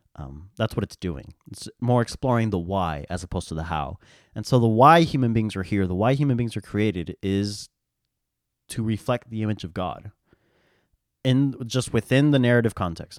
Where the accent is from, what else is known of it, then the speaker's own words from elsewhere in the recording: United States; We, in America, in my context, I'm an American